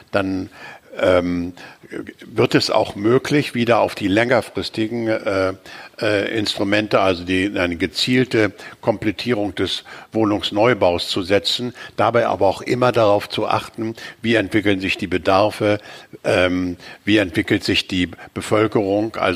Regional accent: Hamburg, Germany; die lokalen Vorteile von Hamburg hervorrufen, also meiner Heimatstadt.

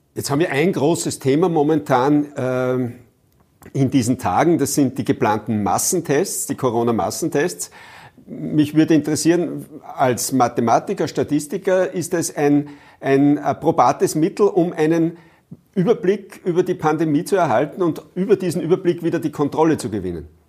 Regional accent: Upper Austria, Austria; bei uns in Oberösterreich

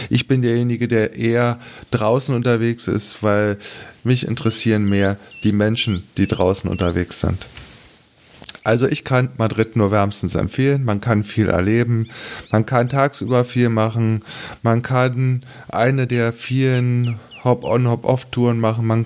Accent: Berlin, Germany; Und da merkt man dann als Berliner verdammter Mist, in Berlin ist eine Menge im Zweiten Weltkrieg kaputt gegangen

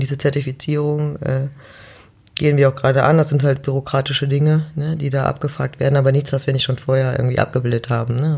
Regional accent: Mönchengladbach, North Rhine-Westphalia, Germany; Jetzt komme ich ja auch aus Mönchengladbach

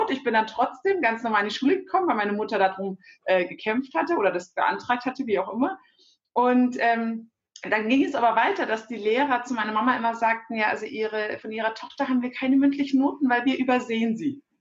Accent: Germany; Meine Eltern sind sehr, sehr früh nach Deutschland gekommen aus der Türkei für ein besseres Leben. Äh, ich bin hier geboren, hier aufgewachsen

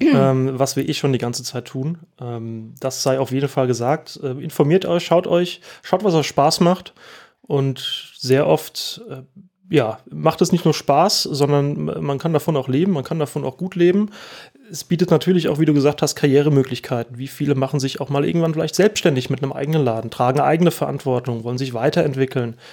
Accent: Oestrich-Winkel, Hesse, Germany; ich bin hier aufgewachsen

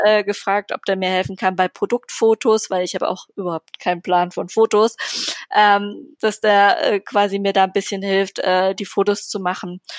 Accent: Berlin, Germany; ich bin Berlinerin.

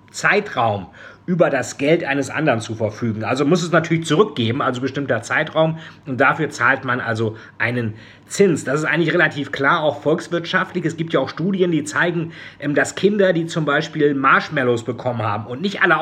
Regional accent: Bremen, Germany; wie sagten es die Bremer Kaufleute in meiner Heimatstadt Bremen

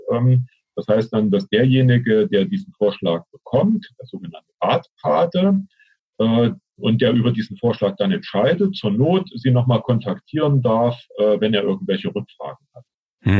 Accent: Thuringia, Germany; Ich bin Thüringer

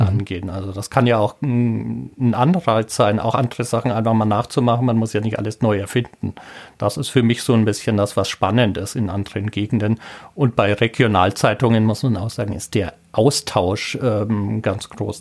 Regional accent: Franconia, Bavaria, Germany; moved away as an adult; also born or lived in Braunschweig; now in Trier, Germany; ich komme aus Franken.

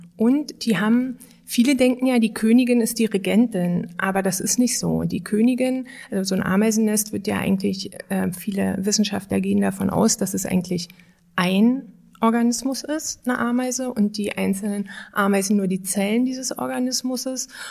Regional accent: Germany; ich bin ja in der Lausitz geboren

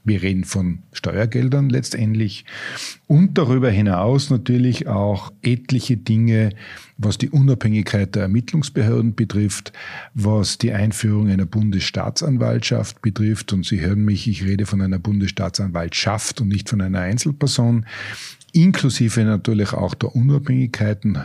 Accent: Tyrol, Austria; als Tiroler

